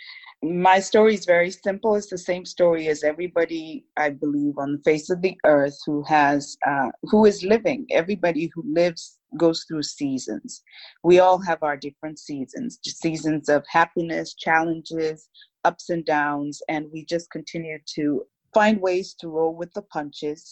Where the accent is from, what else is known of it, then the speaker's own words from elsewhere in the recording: Lagos, Nigeria; moved away as an adult; now in United States; I'm Nigerian American, so my family lives in Lagos, Nigeria, in West Africa